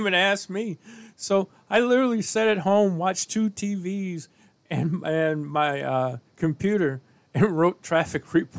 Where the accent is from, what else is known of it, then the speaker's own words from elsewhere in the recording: St. Louis, Missouri, United States; And I was born and raised in St. Louis.